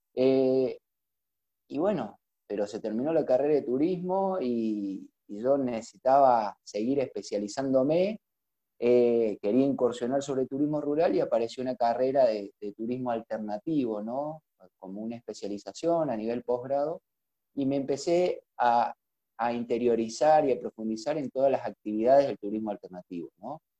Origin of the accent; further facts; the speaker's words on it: Frías, Santiago del Estero, Argentina; moved away as an adult; now in Córdoba, Argentina; soy de Frías, de, Santiago del Estero, aunque no lo crean. Eh, Córdoba me ha adoptado hace unos cuantos años.